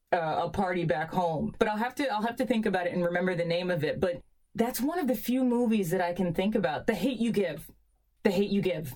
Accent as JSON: {"language": "English", "town": "New York City", "region": "New York", "country": "United States", "tie": "born or raised there", "said": "us growing up in Queens and going to boarding school"}